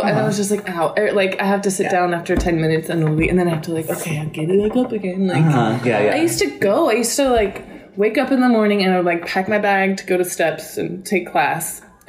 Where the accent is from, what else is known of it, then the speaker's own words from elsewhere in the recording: Boise, Idaho, United States; I'm from Boise, Idaho.